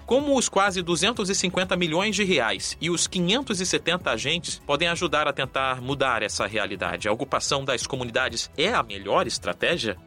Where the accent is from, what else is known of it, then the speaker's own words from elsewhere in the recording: Rio de Janeiro, Brazil; como carioca